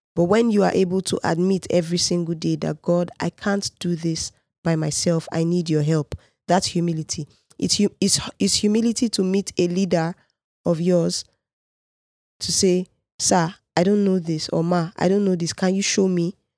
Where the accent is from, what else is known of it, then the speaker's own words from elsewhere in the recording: Nigeria; I'm a Nigerian